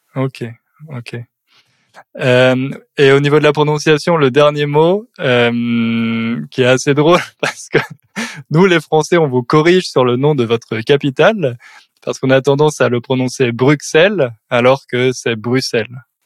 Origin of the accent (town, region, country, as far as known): France